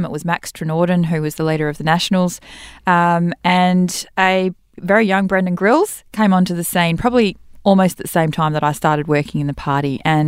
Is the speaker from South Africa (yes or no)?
no; Western Australia, Australia; And I'm born and bred in the Central Wheatbelt. I wouldn't have run anywhere else.